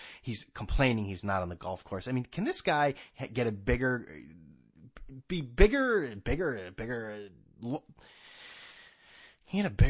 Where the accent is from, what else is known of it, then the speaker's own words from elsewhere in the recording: Mystic, Connecticut, United States; I'm from Mystic. I went to North Carolina.